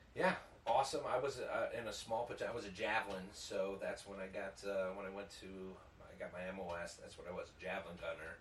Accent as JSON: {"language": "English", "town": "Downers Grove", "region": "Illinois", "country": "United States", "tie": "born or raised there", "said": "I was born in Downers Grove and uh, went to a Catholic grammar school eight years"}